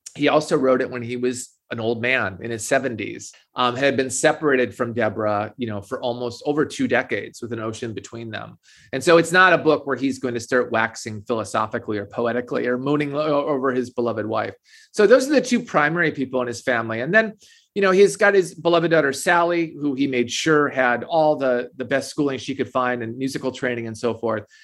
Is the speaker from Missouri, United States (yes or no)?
no; Minnesota, United States; I grew up in Minnesota